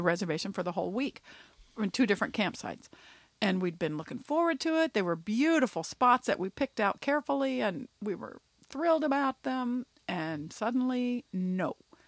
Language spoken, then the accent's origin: English; Indiana, United States; I'm an asshat from Indiana